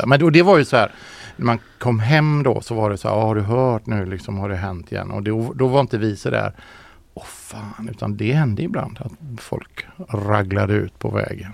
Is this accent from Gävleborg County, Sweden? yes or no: no; Ucklum, Västra Götaland, Sweden; moved away; also born or lived in Biskopsgården, Gothenburg; Mamma bor ju fortfarande i Ucklum. Vi, jag växte upp i Komperö